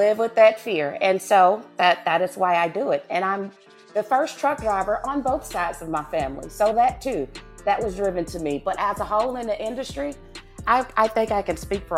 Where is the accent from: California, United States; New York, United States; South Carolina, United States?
South Carolina, United States; Newberry; accent: southern; now in Killeen, Texas, United States; I'm from a little place called Newberry, South Carolina.